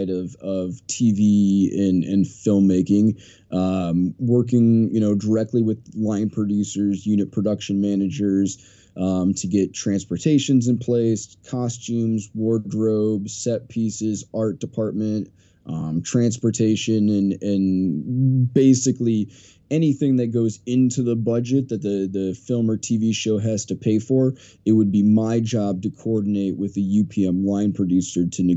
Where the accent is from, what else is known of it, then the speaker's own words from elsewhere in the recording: a small town in Iowa, United States; now in Beverly Hills, United States; I'm from a small town in the middle of nowhere, Iowa, town of like 300 people.